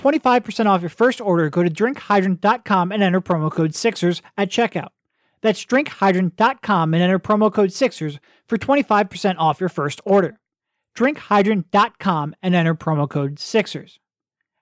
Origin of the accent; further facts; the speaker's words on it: an hour north of Philadelphia, Pennsylvania, United States; I myself grew up an hour north of Philly